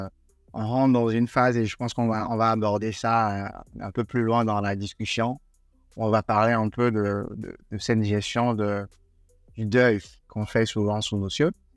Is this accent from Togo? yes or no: yes; Togo; chez moi, au Togo